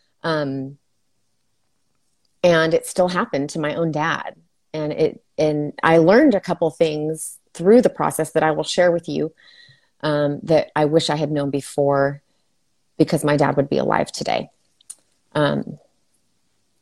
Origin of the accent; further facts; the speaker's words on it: El Paso, Texas, United States; moved away as an adult; now in Fort Worth, United States; I am originally from El Paso, Texas, where I practiced nursing